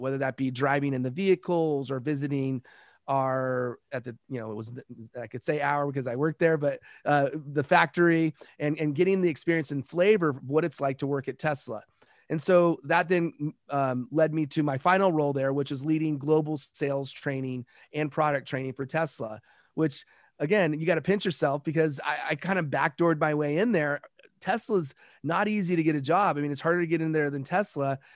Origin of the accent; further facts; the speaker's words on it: Los Angeles, California, United States; also born or lived in South Pacific; I'm from Los Angeles